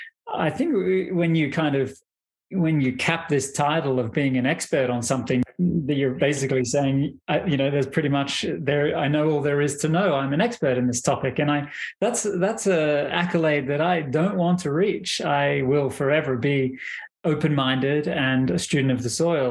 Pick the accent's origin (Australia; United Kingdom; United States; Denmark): Australia; moved away; I'm originally from Australia. That's where I was born and raised